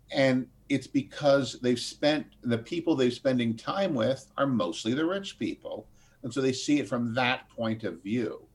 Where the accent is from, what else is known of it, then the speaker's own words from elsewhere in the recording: United States; the American system that we grew up